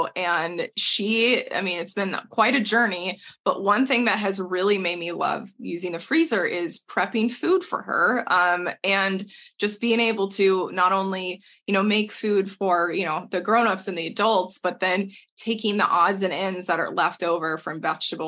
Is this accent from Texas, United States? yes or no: yes; Texas, United States; moved away; we are two people from Texas originally